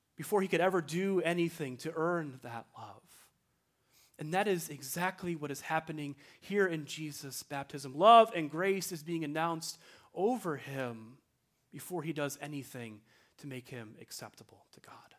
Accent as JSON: {"language": "English", "town": "Libertyville", "region": "Illinois", "country": "United States", "tie": "born or raised there", "said": "my hometown, Libertyville, Illinois"}